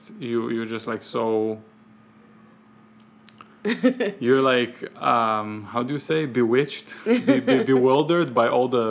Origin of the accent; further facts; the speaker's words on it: Israel; English is a second language; also born or lived in Ukraine / New York; now in Tucson, United States; I'm Ukrainian, but I grew up on Israeli Sephardic street food.